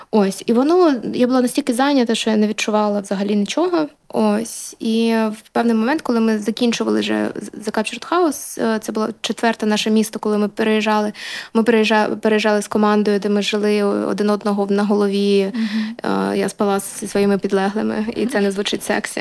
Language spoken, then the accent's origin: Ukrainian; Luhansk, Luhansk Oblast, Ukraine; now in Kyiv, Ukraine; Я з Луганська